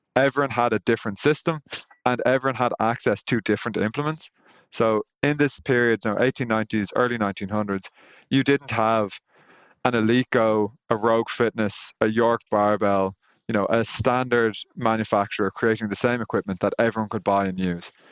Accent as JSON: {"language": "English", "country": "Ireland", "said": "I'm Irish"}